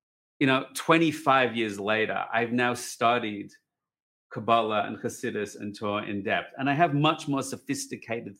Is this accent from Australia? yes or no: yes; Australia; moved away as an adult; now in Jerusalem, Israel; I'm Australian